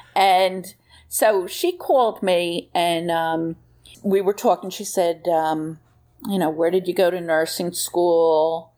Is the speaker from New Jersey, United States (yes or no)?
yes; New Jersey, United States; I was from New Jersey